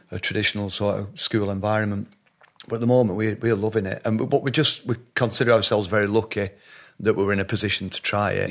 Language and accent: English; Shaw, North West England, United Kingdom; also born or lived in Middleton / Royton; I grew up in a little town called Shaw, just outside Oldham